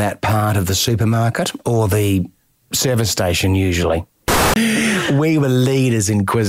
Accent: Adelaide, South Australia, Australia; I'm from Adelaide and we're a bit renaissance.

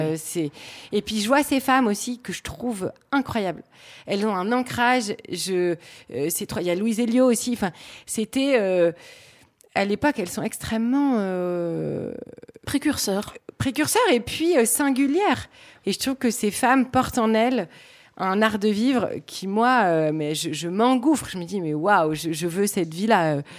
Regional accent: Lille, Hauts-de-France, France; Je suis originaire de Lille, je suis une vraie fille du Nord.

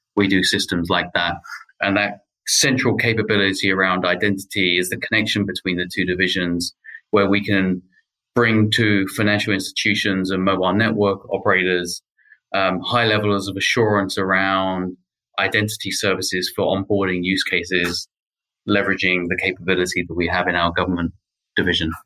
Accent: United Kingdom; moved away as an adult; also born or lived in United States; now in Paris, France; If my accent's not a giveaway already, then I grew up in the UK and I moved to the US about 10 years ago

